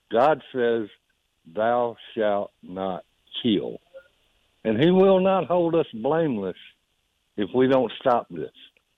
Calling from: Hartsville, United States; from Hartsville. How you doing?

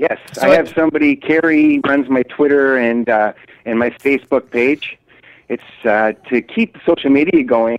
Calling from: Vancouver, British Columbia, Canada; I'm calling you from Vancouver, BC, Canada.

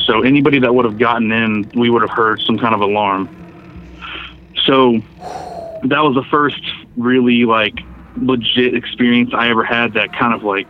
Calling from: Fort Worth, Texas, United States; from Fort Worth, Texas.

